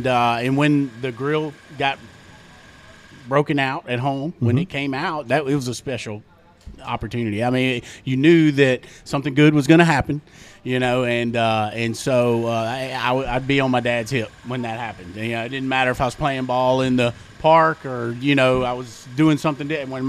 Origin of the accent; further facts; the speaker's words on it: Nesbitt, Mississippi, United States; now in Cleveland, United States; I grew up in in Nesbitt, Mississippi, just south of Memphis. And it was a nice little quaint town out in the country called Bridgetown.